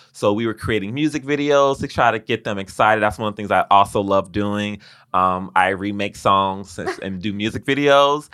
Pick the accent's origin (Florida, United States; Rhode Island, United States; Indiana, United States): Florida, United States; Miami; moved away; Growing up in Miami, Florida, I had dreams, aspirations, and ideas